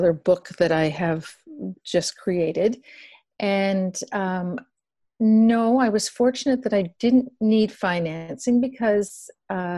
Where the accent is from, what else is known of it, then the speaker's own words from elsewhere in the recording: Toronto, Ontario, Canada; I come originally from Ontario. I was born and raised in Toronto, actually just a little bit west of Toronto